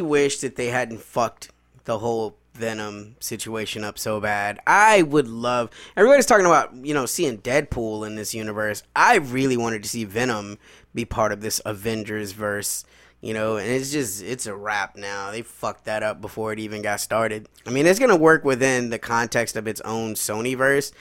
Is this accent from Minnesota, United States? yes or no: no; Chicago, Illinois, United States; moved away; also born or lived in the South (US); When I grew up in Chicago was, I was a Southsider